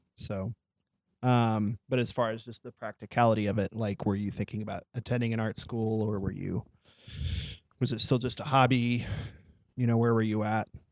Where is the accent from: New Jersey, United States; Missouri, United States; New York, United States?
Missouri, United States; near Joplin; also born or lived in Springfield, Missouri; now in Joplin, United States; I didn't grow up in Joplin, but I grew up near Joplin